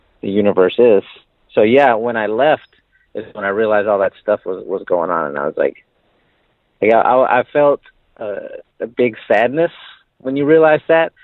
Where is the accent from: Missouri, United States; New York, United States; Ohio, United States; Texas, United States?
Texas, United States; San Antonio; born or raised there; moved away as an adult